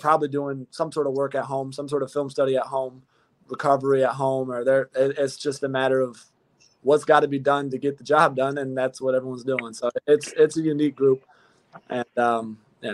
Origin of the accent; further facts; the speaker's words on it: California, United States; moved away; I'm from Cali